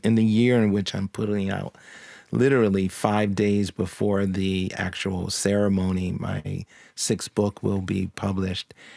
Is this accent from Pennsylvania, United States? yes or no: yes; Philadelphia, Pennsylvania, United States; now in Nashville, United States; I grew up in Philadelphia.